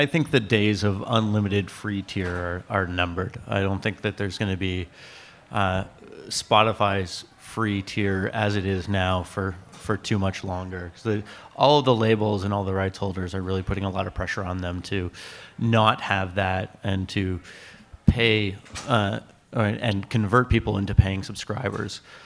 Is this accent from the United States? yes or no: no; Canada; as a Canadian